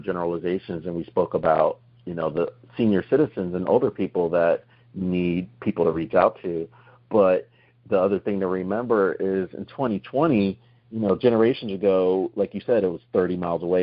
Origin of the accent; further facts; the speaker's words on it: New Jersey, United States; moved away; we're all originally from New Jersey